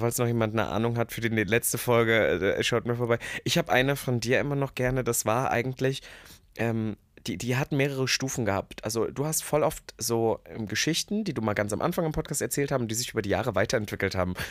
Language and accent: German; Germany; als Deutscher